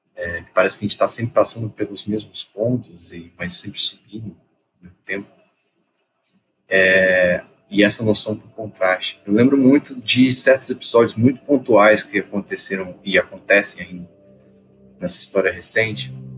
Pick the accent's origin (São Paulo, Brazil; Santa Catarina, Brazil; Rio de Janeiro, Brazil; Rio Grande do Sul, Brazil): Rio de Janeiro, Brazil; Petrópolis; moved away; eu sou de Petrópolis, vivi lá há muito tempo, 13 anos da minha vida